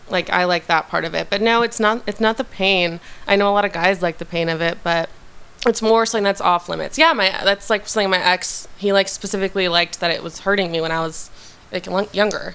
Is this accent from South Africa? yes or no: no; Westlake Village, California, United States; I'm from Westlake Village, California